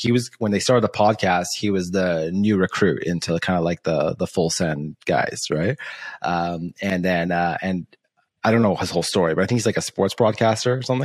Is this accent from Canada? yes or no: yes; Canada; because I'm Canadian